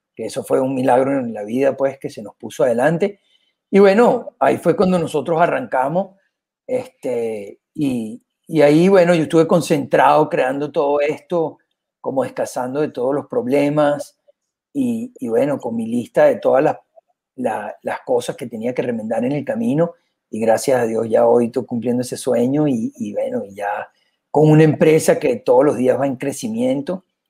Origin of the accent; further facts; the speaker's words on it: Venezuela; moved away as an adult; also born or lived in Panama / Costa Rica / Miami, United States / Vienna, Austria; now in Spain; soy venezolano con mucho orgullo. crecí como con agencia en Venezuela